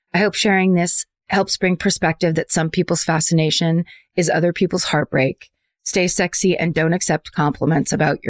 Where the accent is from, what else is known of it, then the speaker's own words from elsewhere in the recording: Bellingham, Washington, United States; I'm from Bellingham, Washington, and boy, do we have it all.